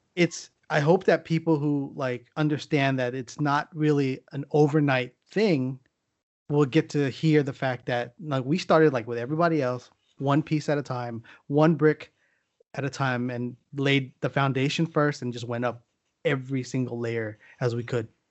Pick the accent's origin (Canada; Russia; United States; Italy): United States; San Diego, California; I grew up in San Diego